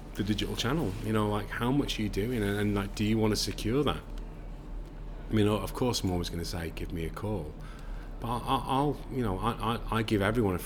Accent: Manchester, North West England, United Kingdom; I'm from Manchester

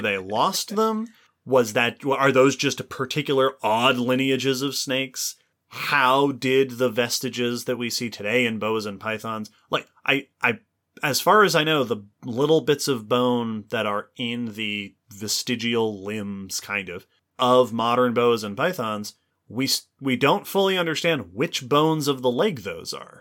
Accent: Long Island, New York, United States; I grew up on Long Island in New York

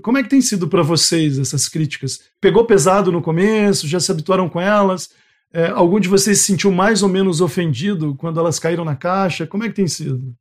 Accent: Goiás, Brazil; now in Rondônia, Brazil; eu sou de Goiás

